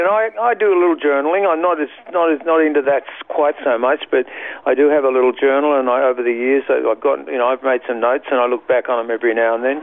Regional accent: Sydney, New South Wales, Australia; moved away as an adult; now in Queensland, Australia; I was born in Sydney

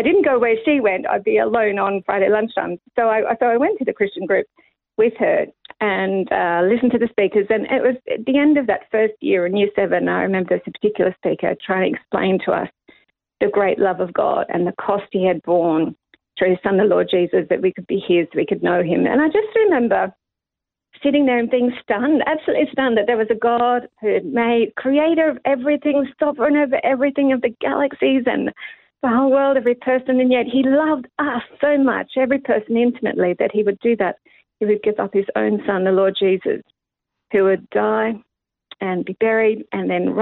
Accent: Sydney, New South Wales, Australia; moved away as an adult; also born or lived in Nepal; I'm born and raised in Epping in Sydney

